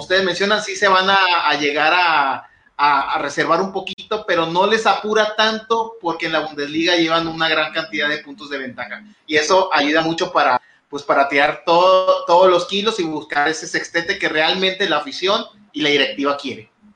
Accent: Monterrey, Nuevo León, Mexico; siendo regiomontano

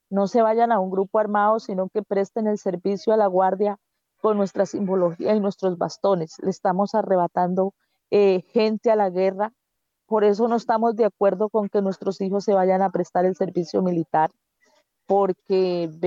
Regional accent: Colombia; como colombianos y colombianas que somos

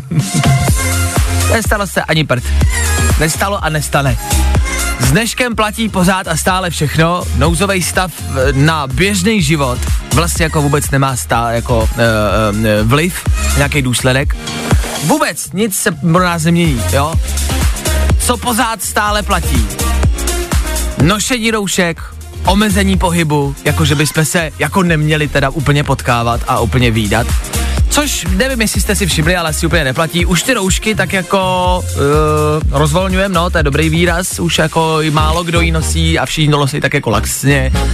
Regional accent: Plzeň, Plzeň Region, Czechia; já jsem z Plzně

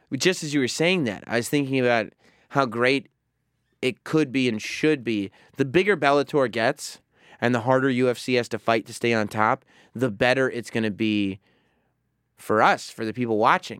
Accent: New Rochelle, New York, United States; we grew up in New Rochelle, but not the, uh, uh, the North End

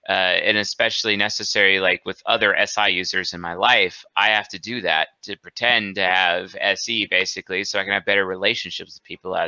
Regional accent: New England, United States; I was born and raised in New England.

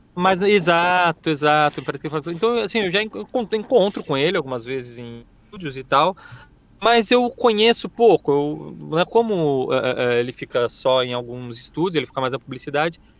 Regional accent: Presidente Prudente, São Paulo, Brazil; moved away; Eu, eu, sou do interior, né? Sou de Presidente Prudente.

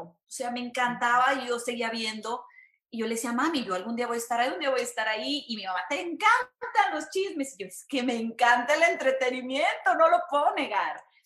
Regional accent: San Luis Potosí, Mexico; moved away as an adult; now in Houston, United States; soy de México, soy de San Luis Potosí, México

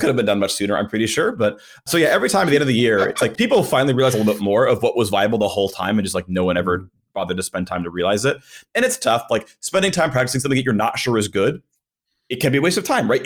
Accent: United States; I've lived in America virtually my entire life

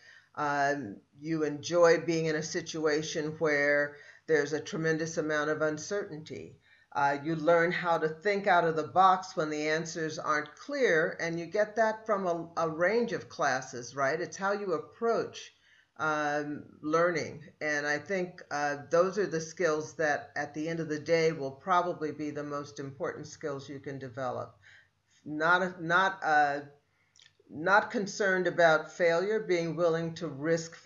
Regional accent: Oakland, California, United States; also born or lived in Davis, California; I grew up in Oakland. So I was a local kid, went to public school

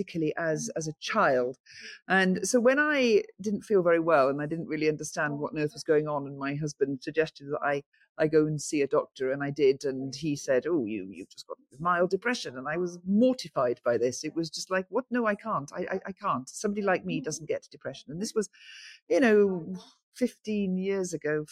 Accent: St Davids, Wales, United Kingdom; Because I was born in St. David's, I've lived in St. David's all my life

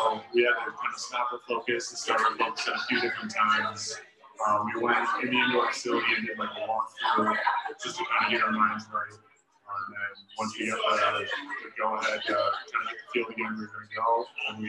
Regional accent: Tipperary, Wisconsin, United States; I'm from Tipperary, Wisconsin.

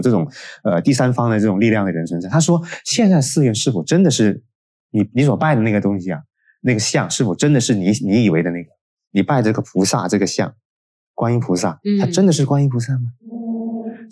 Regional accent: China; 我们中国人

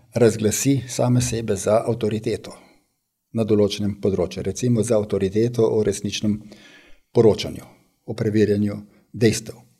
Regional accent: Slovenia; smo Slovenci

